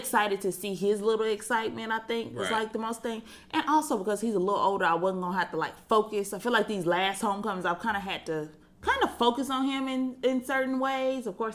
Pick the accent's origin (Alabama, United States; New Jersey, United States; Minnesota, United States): Alabama, United States; Huntsville; I'm from Huntsville, and that's where Alabama A&M is.